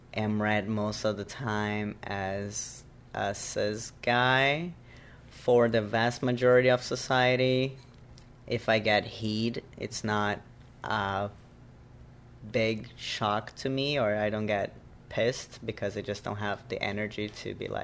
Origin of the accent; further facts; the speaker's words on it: Brazil; first language Portuguese; English is a second language; moved away as an adult; now in New York, United States; My mother tongue is Portuguese because I was born and raised in Brazil